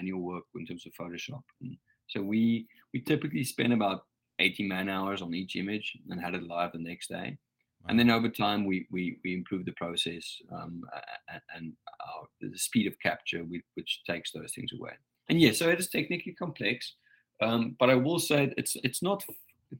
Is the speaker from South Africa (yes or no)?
yes; South Africa; I'm a South African, born and bred